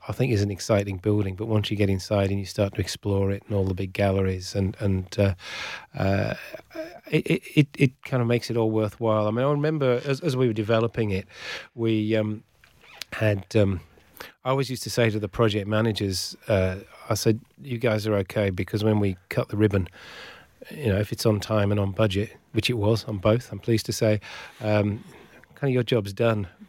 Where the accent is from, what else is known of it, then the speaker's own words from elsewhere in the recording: Shropshire, West Midlands, United Kingdom; moved away as an adult; also born or lived in Northeast England / Newcastle; now in Western Australia, Australia; I grew up in, in the county of Shropshire